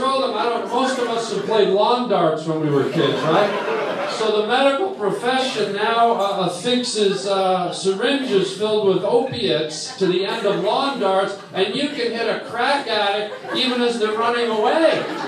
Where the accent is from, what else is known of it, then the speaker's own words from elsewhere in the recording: Toronto, Ontario, Canada; I'm Canadian